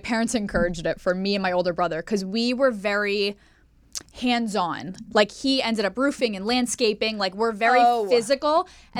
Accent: Pennsylvania, United States; moved away as an adult; also born or lived in Staten Island, New York; now in Los Angeles, United States; I'm from Pennsylvania.

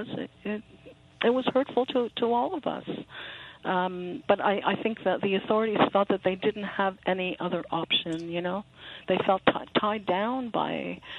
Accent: Canada; now in Montreal, Canada; as a Canadian

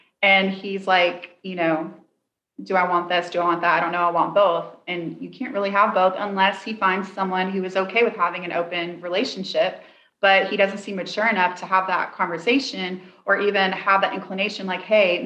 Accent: Tennessee, United States; I'm from Tennessee and I say, a hurt dog will holler.

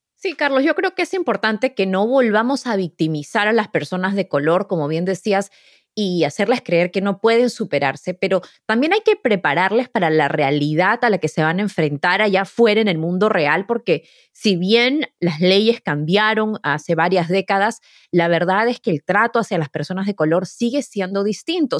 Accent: Lima, Peru; moved away; yo crecí en Lima

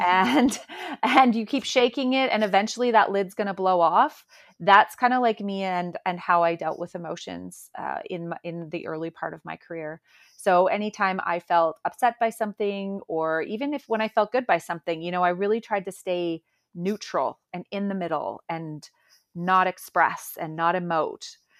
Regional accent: Calgary, Alberta, Canada; I'm actually from Calgary, Alberta, and I live here with my family.

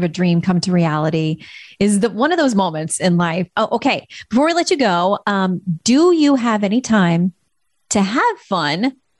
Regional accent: Florida, United States; I'm a born and raised in Florida girl

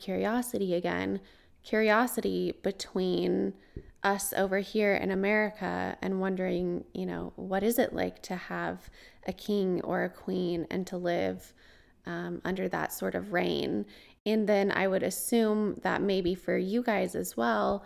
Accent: United States; as an American

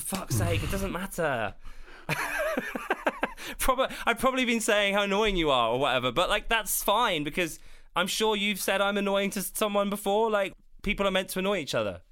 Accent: South of England, United Kingdom; I'm from the South

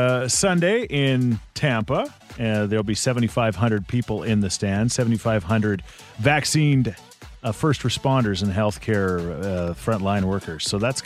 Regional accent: Canada; Oh, man, I am Canadian through and through

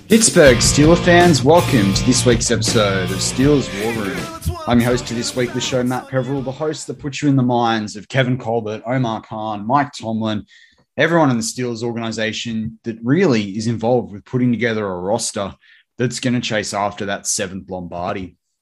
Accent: Australia; my fellow countryman, as an Australian

